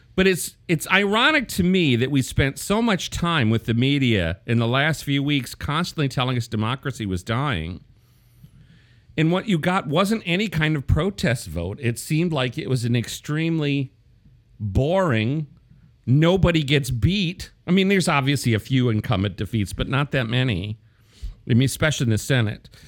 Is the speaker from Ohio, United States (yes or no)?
no; Wisconsin's third district, United States; my hometown district, the third district of Wisconsin